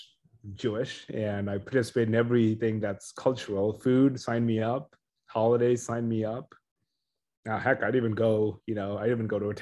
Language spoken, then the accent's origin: English; India; moved away; growing up in India